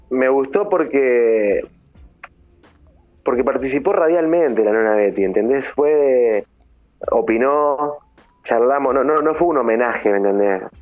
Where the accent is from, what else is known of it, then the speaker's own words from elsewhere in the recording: Uruguay; Somos uruguayos, pero somos hermanos, hermosos paisitos.